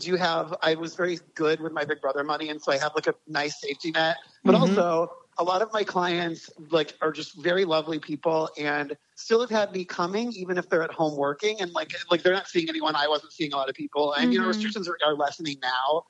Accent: Aurora, Illinois, United States; also born or lived in Chicago, Illinois; I was born in Aurora, Illinois, which is a suburb about 45 minutes west of the city, mm-hmm. and grew up there.

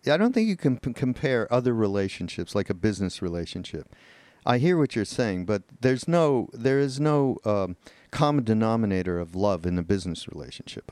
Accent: Montreal, Quebec, Canada; I'm from Montreal

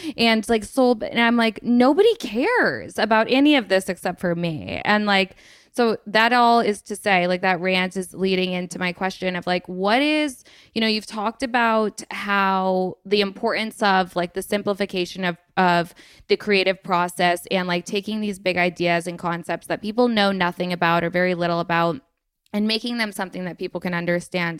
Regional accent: Vermont, United States; also born or lived in Los Angeles; now in Staffordshire Moorlands, United Kingdom; I am from Vermont originally, and then I moved to L A for a year, which was, like, my first time leaving Vermont

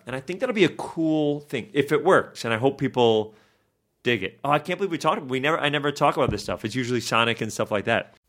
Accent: New York, United States; I'm from New York

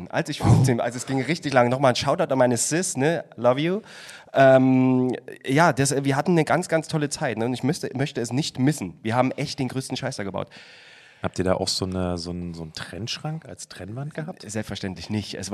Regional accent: Chemnitz, Saxony, Germany; accent: Saxon; und ich bin in Karl-Marx-Stadt geboren. Ich weiß nicht, ob es hört. Aber ich komme, ich

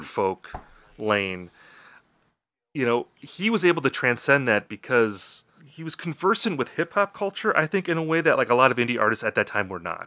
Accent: Wisconsin, United States; Justin and I come from Wisconsin. We're both raised on album-oriented rock radio

